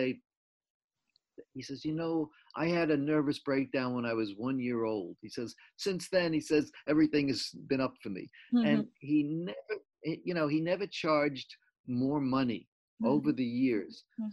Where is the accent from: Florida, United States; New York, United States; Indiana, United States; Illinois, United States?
New York, United States; Jericho; born or raised there; also born or lived in Brooklyn, New York